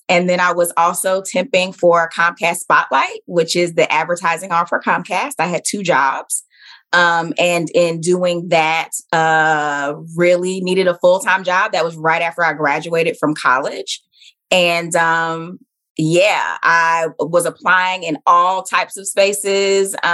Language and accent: English; Southeast, United States; I grew up in the Southeast. Yeah. So I am a military brat, you know, so I've lived a lot of different places, but I, you know, I'm from the South. It's where my family is from.